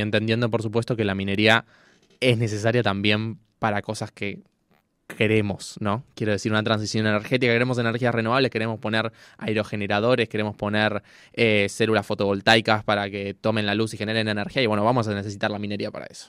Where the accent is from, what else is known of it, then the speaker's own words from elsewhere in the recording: Buenos Aires, Argentina; yo que soy de Buenos Aires